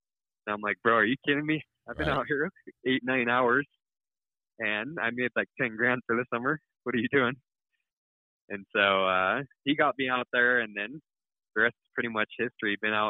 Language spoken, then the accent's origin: English; Utah, United States; No, I'm from Utah.